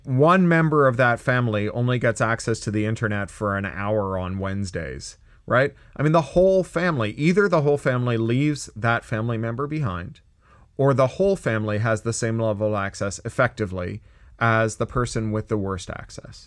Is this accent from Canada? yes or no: yes; Canada; also born or lived in California; now in United States; I'm a Canadian, but I live in the US